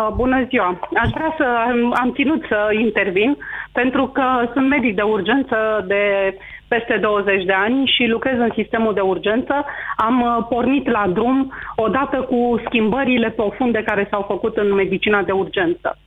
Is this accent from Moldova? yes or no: no; Romania; mă simt mândră că sunt român